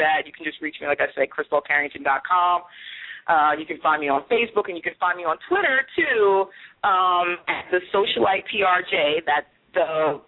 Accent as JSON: {"language": "English", "region": "New York", "country": "United States", "said": "I'm from the Big Apple, too. I'm from New York. So I'm originally from New York, so that's one of my hometown drinks"}